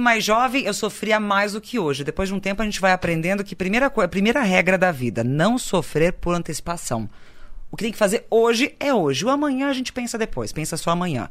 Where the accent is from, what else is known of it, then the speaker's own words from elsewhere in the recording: Santa Cruz do Sul, Rio Grande do Sul, Brazil; moved away; also born or lived in Paris; Santa Cruz é uma eu falo não por ser o lugar onde eu nasci